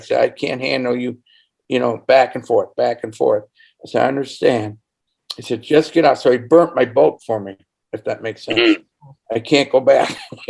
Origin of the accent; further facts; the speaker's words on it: Indiana, United States; I'm from Indiana.